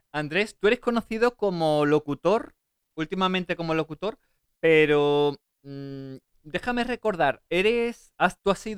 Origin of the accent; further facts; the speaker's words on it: Seville, Andalusia, Spain; Eh, yo soy de Sevilla, de, Triana. Aunque no tenga